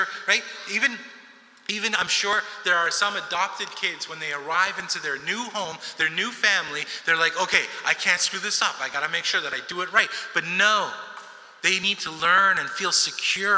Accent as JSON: {"language": "English", "town": "Montreal", "region": "Quebec", "country": "Canada", "tie": "born or raised there", "also_born_or_lived": "New York City, United States", "said": "I'm from New York City originally, and so we moved from New York City when I was 7, 8 years old, because I turned 8 in the same year that we moved, and we came to Montreal"}